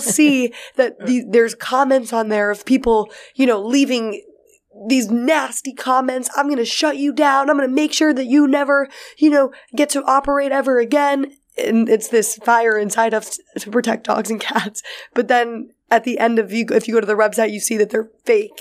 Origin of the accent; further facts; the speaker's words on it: New York City, New York, United States; growing up in New York City